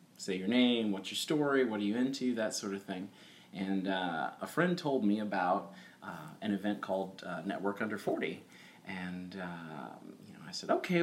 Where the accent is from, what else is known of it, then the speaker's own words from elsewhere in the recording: Carbondale, Illinois, United States; moved away; also born or lived in Houston, Texas / Texas City, Texas / Los Angeles; I grew up in a place called Carbondale, Illinois, which is southern, and that's about 6 hours south of Chicago